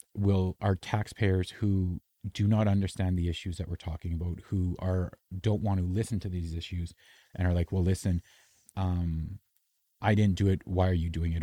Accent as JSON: {"language": "English", "country": "Canada", "said": "I'm Canadian"}